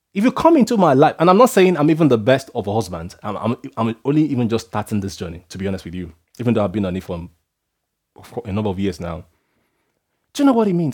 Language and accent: English; Nigeria; being Nigerian